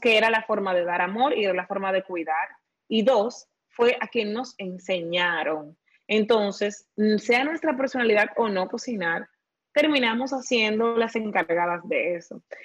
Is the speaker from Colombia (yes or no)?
no; Dominican Republic; como dominicanos tenemos una riqueza